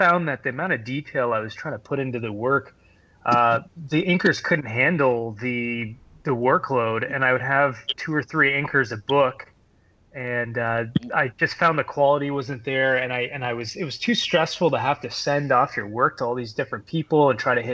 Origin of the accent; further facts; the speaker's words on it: Harrow, Ontario, Canada; I grew up in Harrow, Ontario, a small little town of 3,000 people